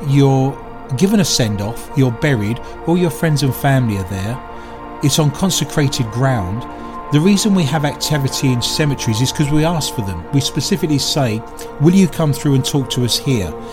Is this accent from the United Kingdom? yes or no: yes; United Kingdom; accent: British; now in Minneapolis, United States; I'm very much aware that I'm British